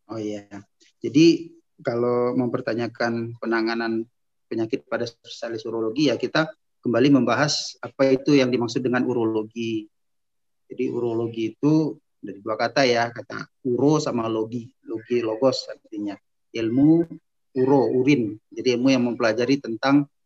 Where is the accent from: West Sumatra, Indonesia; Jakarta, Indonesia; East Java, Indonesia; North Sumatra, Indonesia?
North Sumatra, Indonesia; Medan; Ana lahirnya, mulai dari lahir ya, singkat aja, lahir di kota Medan pada tahun 1976, kemudian Ana melanjutkan pendidikan sampai Ana sekolah eh, S1 ambil dokter umumnya di USU Sumatera Utara di Medan.